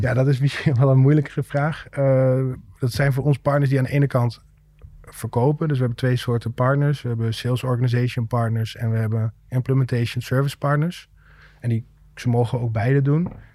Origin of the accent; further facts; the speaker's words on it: Rijssen, Overijssel, Netherlands; hebben we sinds kort kantoor in Rijssen. Mijn, mijn thuisstad